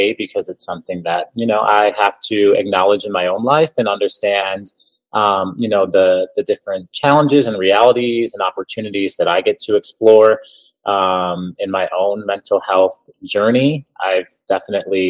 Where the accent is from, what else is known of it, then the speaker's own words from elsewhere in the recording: Elgin, Illinois, United States; moved away as an adult; also born or lived in Quad Cities; now in Milwaukee, United States; I'm from the Chicago suburb of Elgin, Illinois